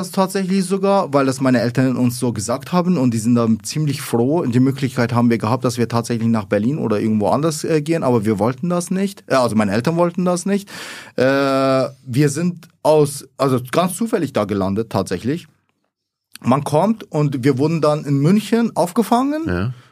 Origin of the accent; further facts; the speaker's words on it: Iraq; born there; also ich bin gebürtig aus Irak und die meisten sind eben Moslem.